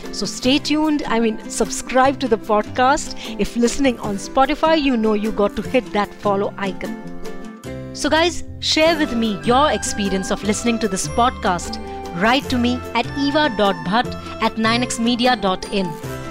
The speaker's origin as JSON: {"language": "English", "area": "Kutch", "region": "Gujarat", "country": "India", "said": "I'm from Kutch"}